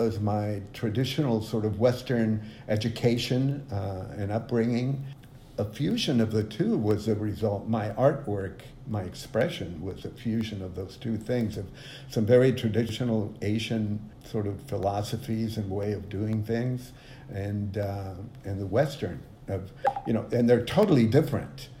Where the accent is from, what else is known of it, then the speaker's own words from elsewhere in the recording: Mexico; moved away; I grew up in Mexico